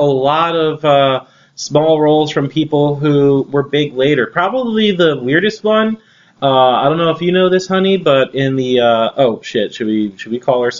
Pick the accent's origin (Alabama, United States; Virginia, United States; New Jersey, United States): New Jersey, United States; I am partially Italian-American. I'm from New Jersey. And I kind of was a little bit raised around people who remind me exactly of this, of those people without being in the mafia.